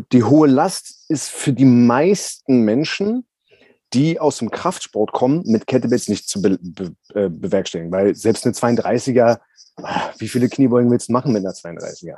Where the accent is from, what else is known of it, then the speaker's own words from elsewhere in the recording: Berlin, Germany; ich bin ja Berliner, also ich bin in Berlin aufgewachsen